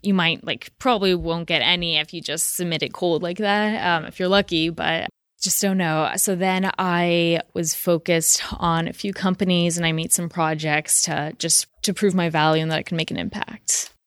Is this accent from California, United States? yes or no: yes; San Francisco, California, United States; I'm from San Francisco, so I'm one of those mythical locals